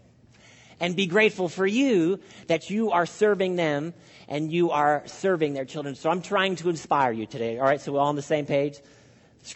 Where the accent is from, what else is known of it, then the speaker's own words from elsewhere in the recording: Canada; I'm speaking as a Canadian